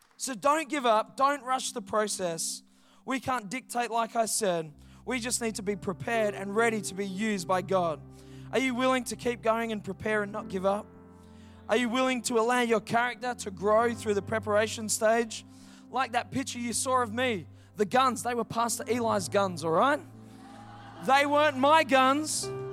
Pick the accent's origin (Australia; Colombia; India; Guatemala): Australia; Perth, Western Australia; I grew up in Heathridge. six oh two seven, baby, that's my hood.